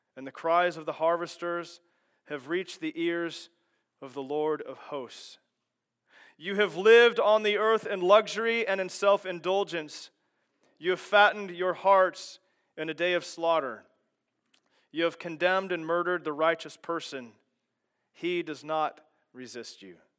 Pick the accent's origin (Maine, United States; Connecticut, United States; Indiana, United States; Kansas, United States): Kansas, United States; I grew up in Kansas, and growing up in Kansas